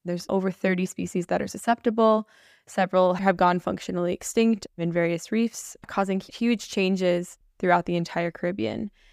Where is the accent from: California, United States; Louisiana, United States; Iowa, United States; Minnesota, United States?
Minnesota, United States; also born or lived in Saint Lucia / Roatan, Honduras; I grew up in Minnesota